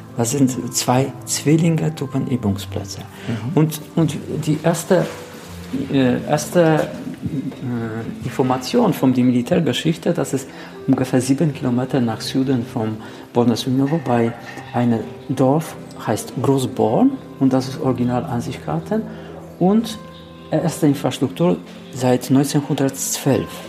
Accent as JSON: {"language": "German", "region": "Lower Silesian Voivodeship", "country": "Poland", "tie": "born or raised there", "second_language": "German", "said": "Also ich bin geboren am Niederschlesien und meine ganze Familie stammt aus Ungebug"}